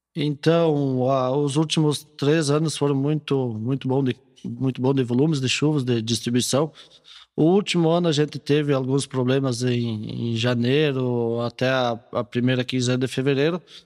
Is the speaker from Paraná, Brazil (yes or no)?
no; Rio Grande do Sul, Brazil; moved away; eu sou natural do Rio Grande do Sul